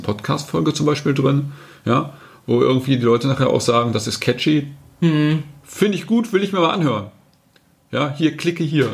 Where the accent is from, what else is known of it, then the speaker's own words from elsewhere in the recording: North Rhine-Westphalia, Germany; ich bin aus Westfalen